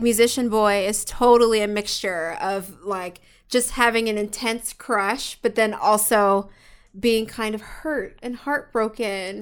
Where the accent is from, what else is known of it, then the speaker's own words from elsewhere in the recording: Philadelphia, Pennsylvania, United States; now in Los Angeles, United States; We're straight up from Philly.